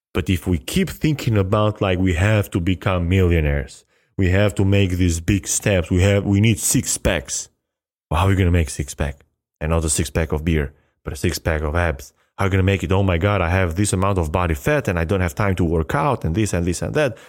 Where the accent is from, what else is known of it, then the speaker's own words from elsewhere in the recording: Albania; English is a second language; moved away as an adult; now in United States; my high school in Albania